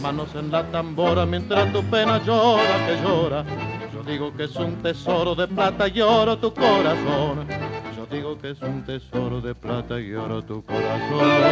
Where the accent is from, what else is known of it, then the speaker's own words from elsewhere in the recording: Argentina; yo soy más argentina que él